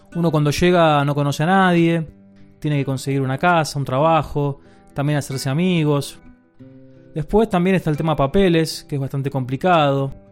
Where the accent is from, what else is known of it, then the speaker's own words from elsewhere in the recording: Buenos Aires, Argentina; moved away as an adult; now in Spain; soy de Buenos Aires, Argentina, y hace ya un año y medio que dejé el país.